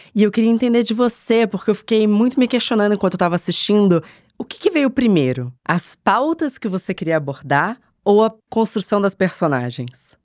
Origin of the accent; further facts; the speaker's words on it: Rio de Janeiro, Brazil; moved away as an adult; now in São Paulo, Brazil; nasci em São Paulo, eu mudei pro Rio de Janeiro quando eu tinha dez anos